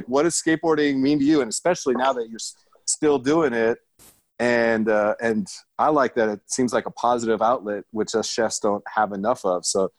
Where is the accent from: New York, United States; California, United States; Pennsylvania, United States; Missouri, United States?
California, United States; Southern; growing up in Southern California, I mean, you know, Carlsbad Gap is like 20 minutes from my house, and we were at Roosevelt Middle School and Leap of Faith.